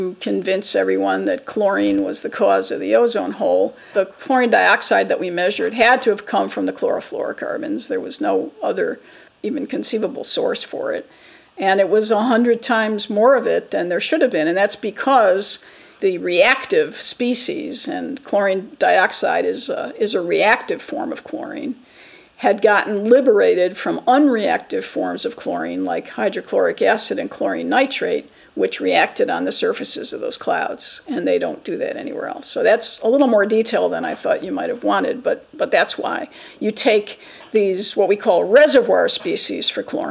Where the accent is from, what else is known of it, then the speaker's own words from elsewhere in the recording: Chicago, Illinois, United States; I'm originally from Chicago